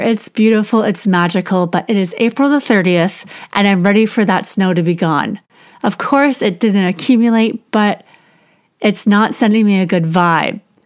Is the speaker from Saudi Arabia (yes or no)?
no; Canada; I'm Canadian and our growing season is just a couple months long